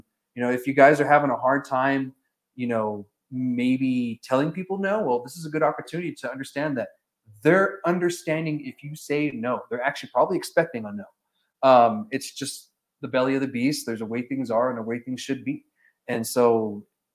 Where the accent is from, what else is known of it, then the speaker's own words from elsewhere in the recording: New Mexico, United States; we're all from New Mexico